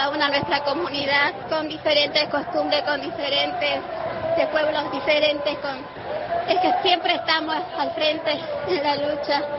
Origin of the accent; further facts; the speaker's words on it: Abra Pampa, Jujuy, Argentina; Vengo de Abrapampa, de un lugarcito que se llama Gasta